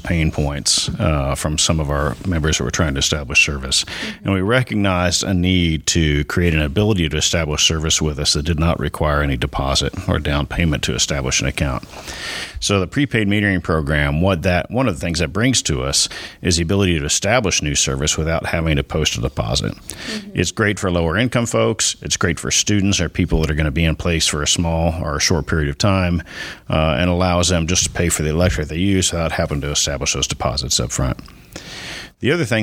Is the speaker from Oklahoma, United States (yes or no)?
yes; Muskogee, Oklahoma, United States; moved away as an adult; Oklahoma is my home state. I was actually born in Muskogee many years ago.